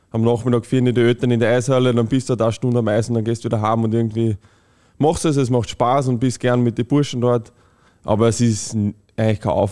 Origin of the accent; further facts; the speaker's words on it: Linz, Upper Austria, Austria; also born or lived in Lichtenberg; Aber ich bin dann mit zehn Jahren nach Linz gekommen und dort in die Schule gegangen, in die Beuerbach-Schule